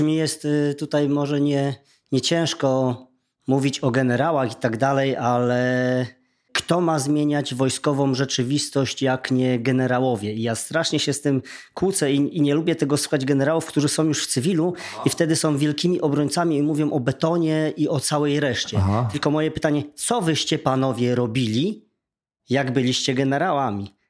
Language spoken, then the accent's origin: Polish; Silesian Voivodeship, Poland; u mnie na Śląsku Dziennik Zachodni